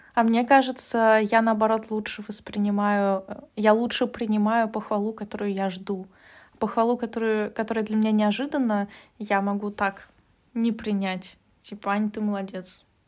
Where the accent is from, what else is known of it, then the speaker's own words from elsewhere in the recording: Russia; now in Germany; я так как росла, воспитывалась в России